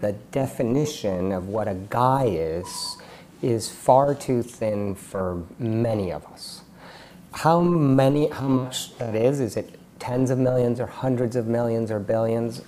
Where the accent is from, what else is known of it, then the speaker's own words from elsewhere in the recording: Palo Alto, California, United States; also born or lived in Mexico City, Mexico; I grew up in Palo Alto in the Silicon Valley